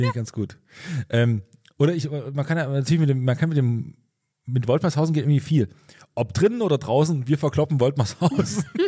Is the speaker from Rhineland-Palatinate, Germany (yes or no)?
no; Pulsnitz, Saxony, Germany; also born or lived in Großröhrsdorf; ich komme aus Pulsnitz, da ist es Großröhrsdorf